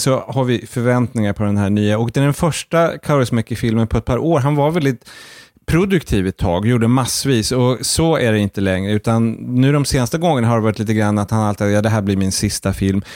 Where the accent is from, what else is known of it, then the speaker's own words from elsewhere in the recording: Sweden; Som svensk